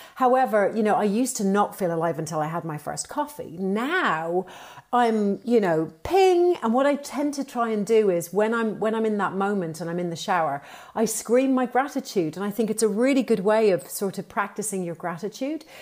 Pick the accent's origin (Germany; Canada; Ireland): Ireland; now in London, United Kingdom; I am Irish, uh, by by trade. And, uh, and I suppose, you know, I've, I've been here for a very long time.